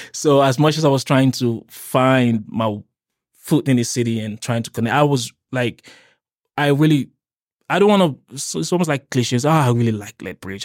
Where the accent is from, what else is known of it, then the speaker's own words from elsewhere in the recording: Nigeria; also born or lived in Cape Town, South Africa; now in Lethbridge, Canada; I'm from Nigeria